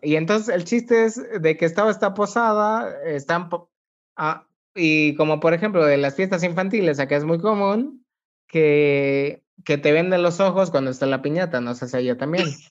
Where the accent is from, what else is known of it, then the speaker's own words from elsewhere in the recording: Mexico; los mexicanos tenemos nuestro cantadito, nuestra forma de expresarnos, muy peculiar.